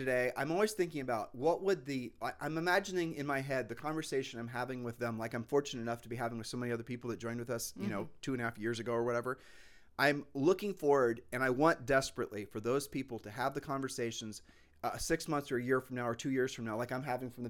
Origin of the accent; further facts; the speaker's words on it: Puerto Rico; We're from Puerto Rico, people.